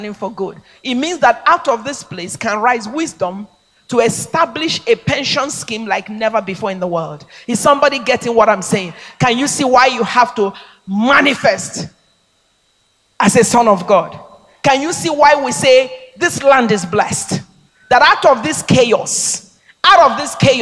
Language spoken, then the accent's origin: English; Nigeria; I'm a Nigerian. I mean, I come from a place where I could realize that dream.